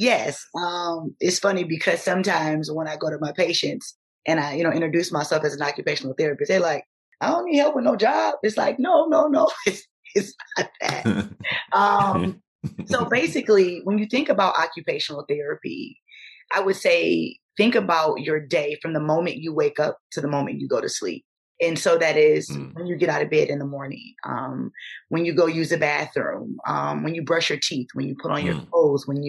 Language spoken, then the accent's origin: English; Detroit, Michigan, United States; I was born in Detroit, on the west side of Detroit